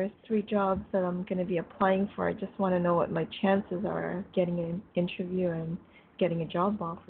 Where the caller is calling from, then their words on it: Canada; I'm calling from Canada.